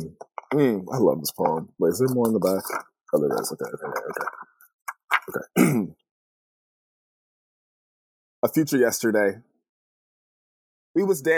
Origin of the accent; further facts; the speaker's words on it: California, United States; moved away as an adult; also born or lived in Los Angeles, California / Connecticut / Boston / Detroit; now in Portland, United States; I grew up in California